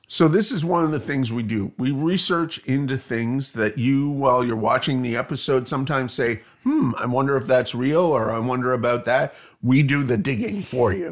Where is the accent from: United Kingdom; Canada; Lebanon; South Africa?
Canada; moved away as an adult; also born or lived in Toronto, Canada; now in Bloomington, United States; I am Canadian.